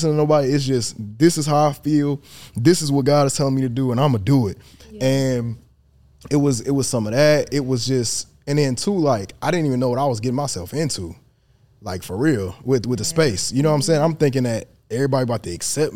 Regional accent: Detroit, Michigan, United States; I'm from Detroit. I'm a stand on business. I'm a put on for the city.

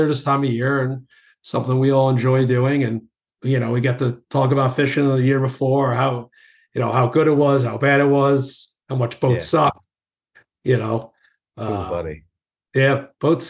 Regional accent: New York, United States; accent: New York; my accent, you know, being from New York

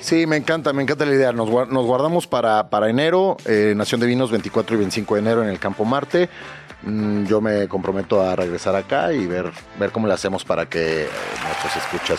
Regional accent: Mexico; como consumidores mexicanos

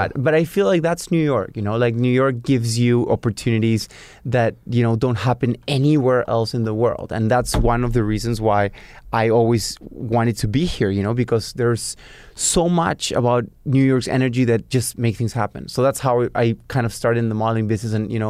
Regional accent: Lima, Peru; So I was born and raised in Peru, in Lima, which is the capital of Peru, and always very exposed to, you know, a South American, you know, country.

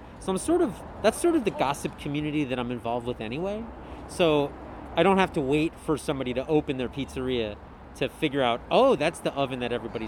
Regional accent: United States; I'm American

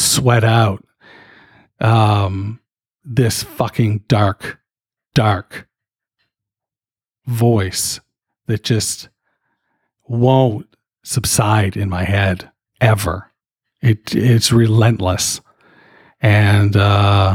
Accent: Canada; I'm fucking Canadian.

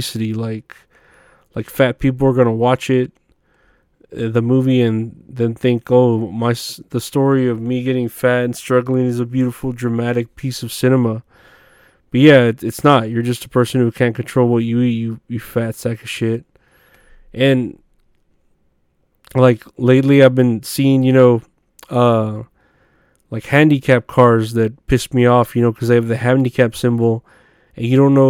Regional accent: San Antonio, Texas, United States; I was still living next to the museum. So I was back in my hometown

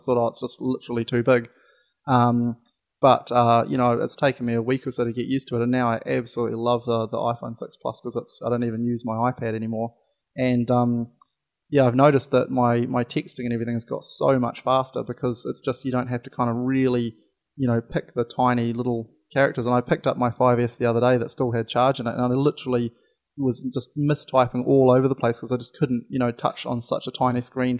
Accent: New Zealand; I was from New Zealand

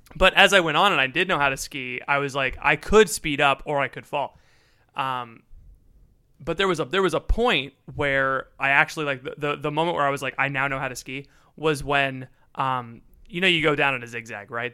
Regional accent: Florida, United States; I'm from Florida

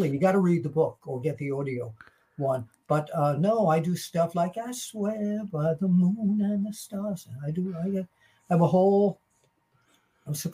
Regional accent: New York, United States; I'm a New Yorker.

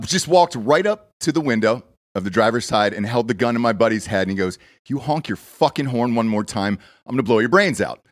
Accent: Atlanta, Georgia, United States; now in Austin, United States; I grew up in Atlanta, Georgia.

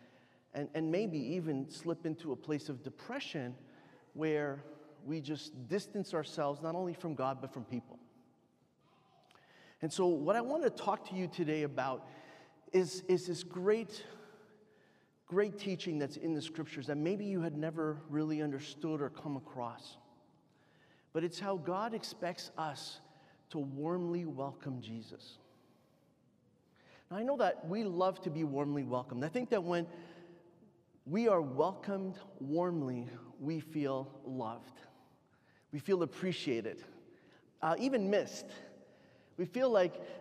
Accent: Canada; I'm Canadian. I'd never traveled outside of Canada before

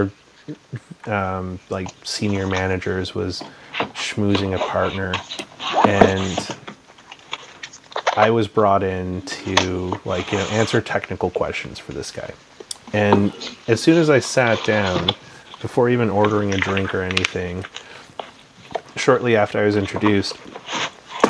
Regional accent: Canada; also born or lived in Calgary, Alberta; I'm also a Canadian, you know, born and raised here.

